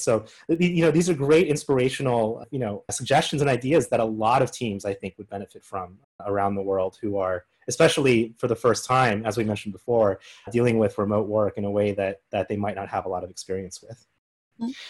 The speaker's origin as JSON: {"language": "English", "region": "Colorado", "country": "United States", "tie": "born or raised there", "said": "based out of Fort Collins, Colorado, my home state"}